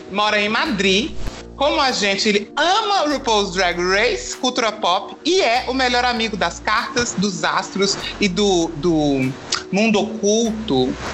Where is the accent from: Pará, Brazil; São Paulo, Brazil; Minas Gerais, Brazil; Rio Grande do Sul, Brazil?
Minas Gerais, Brazil; Belo Horizonte; sou de Belo Horizonte, minha filha.